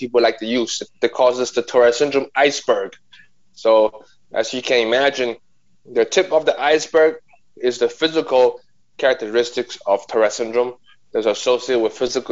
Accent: Nanjing, Jiangsu, China; now in New York, United States; I'm a New Yorker. But before that, I was born and raised in Nanjing, China

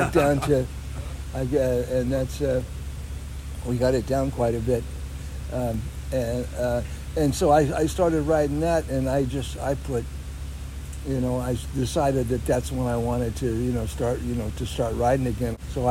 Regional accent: South San Francisco, California, United States; I was born in San Francisco, at the St. Francis Hospital out near Golden Gate Park, and you know, out in the Richmond district. And then my parents moved down to South San Francisco, and that's where I went to junior high and high school.

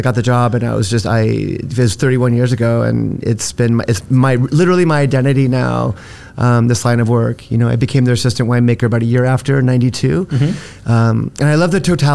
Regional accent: Los Angeles, California, United States; also born or lived in Santa Barbara; I'm from Los Angeles originally. Kind of latchkey kid in the 70s. You know, raised myself

